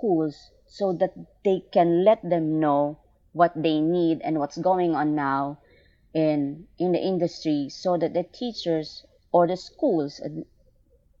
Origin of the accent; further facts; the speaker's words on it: Philippines; I came from Asia. I'm from the Philippines.